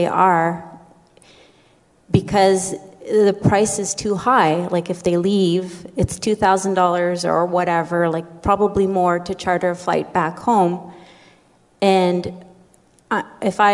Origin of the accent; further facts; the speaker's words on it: community 4 hours north of Thunder Bay, Ontario, Canada; moved away; I come from Sulakot, which is 4 hours north of Thunder Bay.